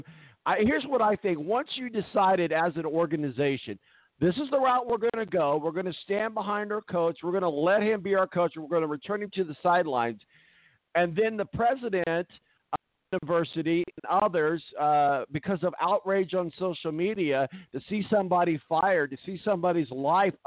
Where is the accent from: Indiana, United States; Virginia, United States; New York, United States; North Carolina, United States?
Indiana, United States; Evansville; I'm from Evansville.